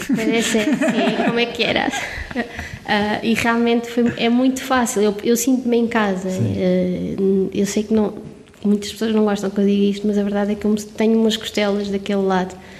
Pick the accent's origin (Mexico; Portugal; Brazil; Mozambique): Portugal; Covilhã, Centro; sou da Covilhã, sou serrana e digo com muito orgulho